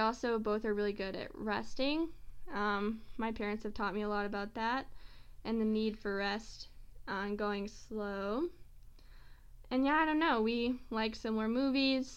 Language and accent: English; Powell, Tennessee, United States; moved away; also born or lived in Colorado; I'm from Powell, Tennessee, which is a small town north of Knoxville, Tennessee